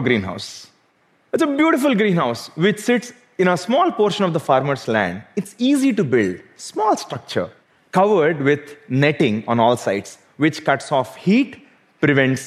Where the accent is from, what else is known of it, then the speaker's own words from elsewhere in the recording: South India, India; Growing up in South India